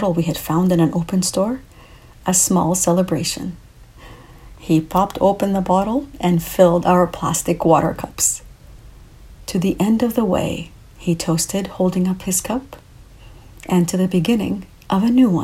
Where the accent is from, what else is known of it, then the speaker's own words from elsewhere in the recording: Canada; also born or lived in Lebanon (ancestry); I'm a Canadian of Lebanese origins